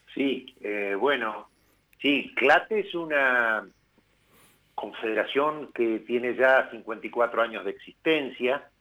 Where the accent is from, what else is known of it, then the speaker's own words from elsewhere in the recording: Plottier, Neuquén, Argentina; yo soy neuquino, nacido en una hermosa localidad que es Plotier